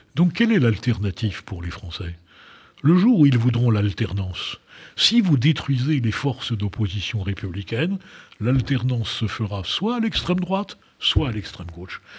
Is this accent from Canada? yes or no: no; France; moi je suis fier de mon pays parce que je pense que c'est un grand pays